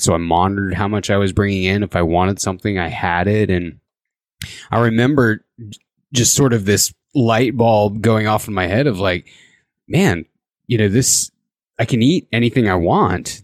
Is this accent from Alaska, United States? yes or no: no; Indiana, United States; now in Idaho, United States; I actually grew up in the Midwest. I grew up in Indiana